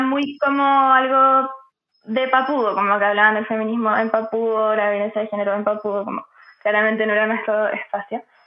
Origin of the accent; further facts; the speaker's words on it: Santiago, Santiago Metropolitan Region, Chile; me sentí muy como típica santiaguina